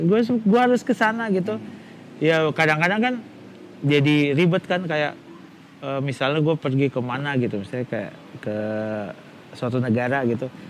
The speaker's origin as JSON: {"language": "Indonesian", "town": "Makassar", "region": "South Sulawesi", "country": "Indonesia", "said": "iya gue Makassar, Makassar terus"}